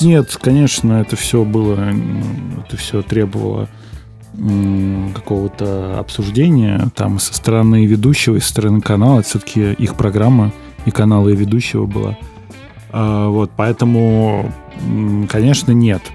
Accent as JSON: {"language": "Russian", "region": "Moscow Oblast", "country": "Russia", "moved": "as an adult", "lives_now": "Moscow, Russia", "said": "я из Подмосковья, я живу в квартире в Москве съемной, да, а, вот, иногда езжу домой к маме в гости"}